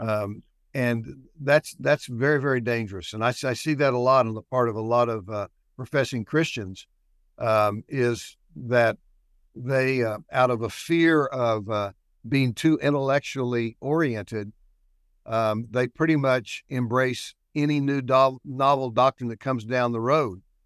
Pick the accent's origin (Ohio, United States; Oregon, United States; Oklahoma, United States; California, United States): Oklahoma, United States; Shawnee; also born or lived in Midland, Texas / Duncan, Oklahoma; I was born and raised in Shawnee, not far from here